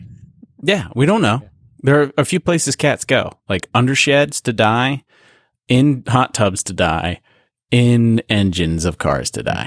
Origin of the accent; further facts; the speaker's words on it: Canada; growing up in Canada and going to the lake every year in the summer